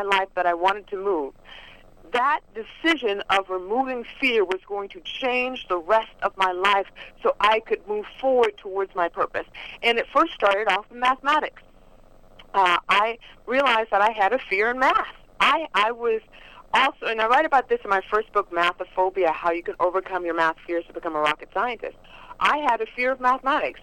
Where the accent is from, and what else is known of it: Los Angeles, California, United States; born or raised there